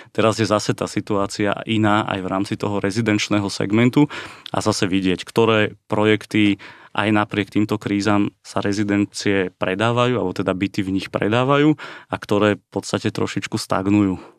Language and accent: Slovak; Slovakia; sme Slováci všetci